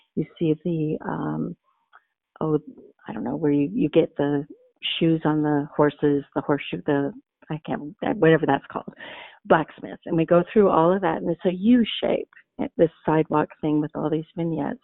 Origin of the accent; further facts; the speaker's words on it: Montana, United States; I grew up in Montana